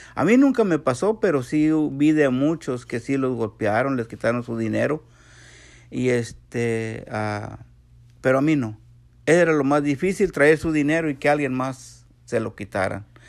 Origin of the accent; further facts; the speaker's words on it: San Luis Potosí, Mexico; now in Texas, United States; Soy de San Luis Potosí, México